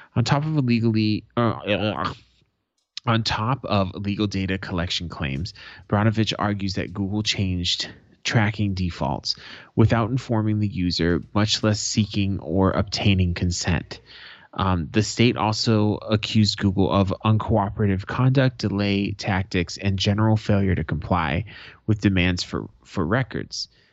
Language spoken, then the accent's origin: English; Arizona, United States; Arizona, my home state